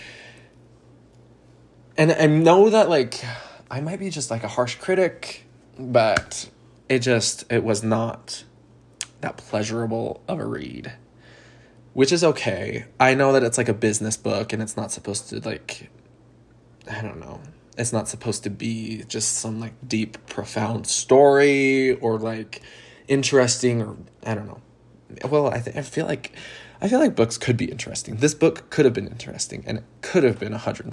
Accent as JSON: {"language": "English", "region": "Utah", "country": "United States", "said": "I'm from Utah, a state in the United States"}